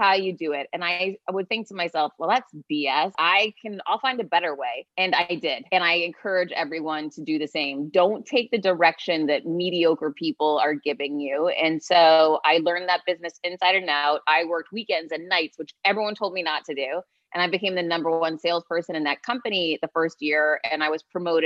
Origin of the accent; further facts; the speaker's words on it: Worcester, Massachusetts, United States; now in Miami, United States; I'm from Worcester, Massachusetts, originally. Now I live in Miami, Florida